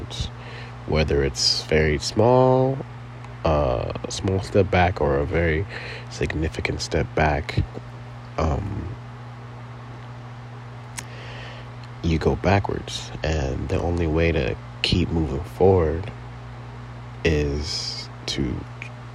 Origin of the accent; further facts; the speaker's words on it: Compton, California, United States; also born or lived in Torrance, California / San Fernando Valley, California; I was born in Torrance, California. Raised in Compton, California